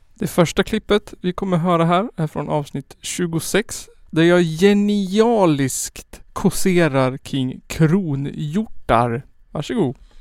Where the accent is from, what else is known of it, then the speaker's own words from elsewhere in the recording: Skåne, Sweden; Född den 23 maj 1991 i Hemsödynge i Skåne